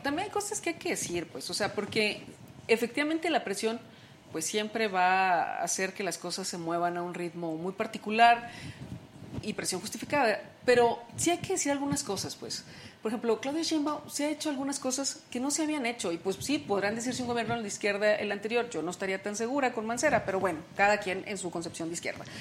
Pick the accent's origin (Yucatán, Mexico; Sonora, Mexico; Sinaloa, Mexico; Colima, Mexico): Sonora, Mexico; yo soy de Sonora, y marchábamos en Hermosillo